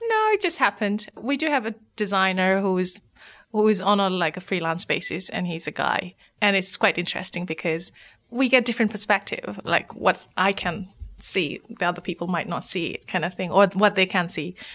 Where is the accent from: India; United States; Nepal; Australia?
Nepal; moved away as an adult; now in United Kingdom; my story of growing up in Nepal